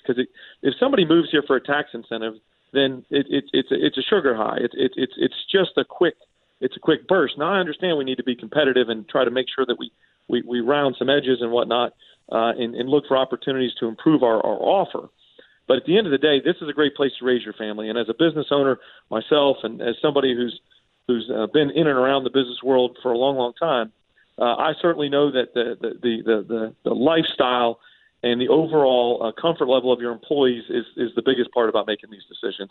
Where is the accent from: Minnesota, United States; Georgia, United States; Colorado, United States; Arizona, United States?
Georgia, United States; Alpharetta; I grew up in Alpharetta